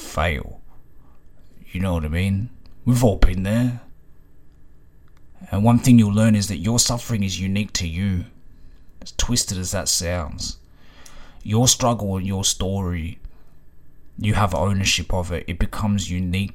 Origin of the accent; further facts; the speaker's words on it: Ringwood, Victoria, Australia; my neighbor growing up in Ringwood